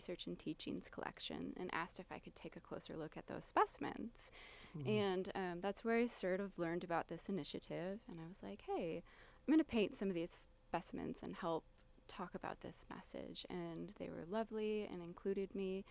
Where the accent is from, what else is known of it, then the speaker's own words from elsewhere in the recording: southern Wisconsin, United States; I grew up in southern Wisconsin, in a town that was sort of surrounded by prairies